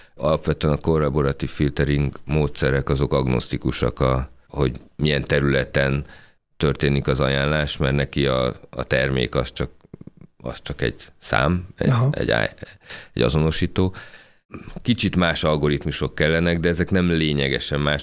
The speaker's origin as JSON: {"language": "Hungarian", "country": "Hungary", "said": "mi magyarok vagyunk"}